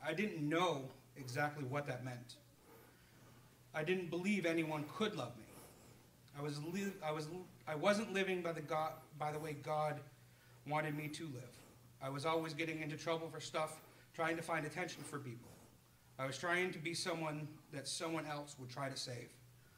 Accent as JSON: {"language": "English", "town": "Plymouth", "region": "New Hampshire", "country": "United States", "tie": "born or raised there", "said": "though. I was born on June 5th, 1985, and I was born and raised in Plymouth, New Hampshire."}